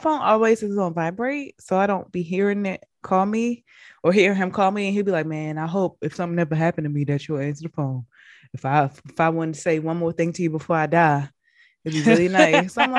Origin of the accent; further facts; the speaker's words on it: Baltimore, Maryland, United States; I grew up in Baltimore.